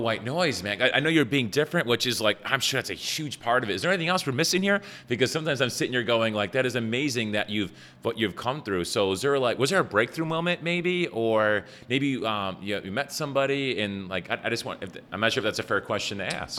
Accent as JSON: {"language": "English", "town": "Buffalo", "region": "New York", "country": "United States", "said": "I'm from Buffalo and I spoke English well"}